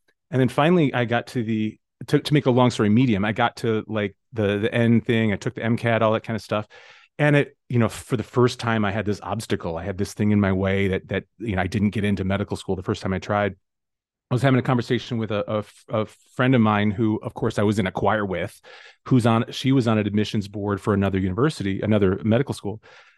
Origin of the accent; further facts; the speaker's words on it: Oswego, Illinois, United States; So I grew up in the Chicago suburbs as well, a different suburb than where I'm at right now, a town called Oswego.